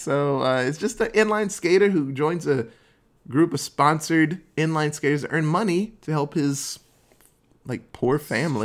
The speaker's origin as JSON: {"language": "English", "country": "Netherlands", "tie": "born or raised there", "moved": "yes", "said": "where I grew up in Holland."}